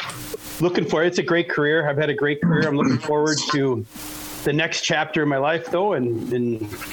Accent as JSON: {"language": "English", "region": "Wisconsin", "country": "United States", "said": "I'm from Wisconsin."}